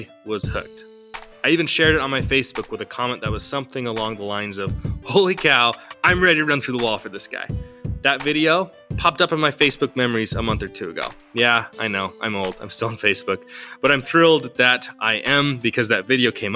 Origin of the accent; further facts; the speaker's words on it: West Coast, Oregon, United States; I grew up on the West Coast and still live here in Oregon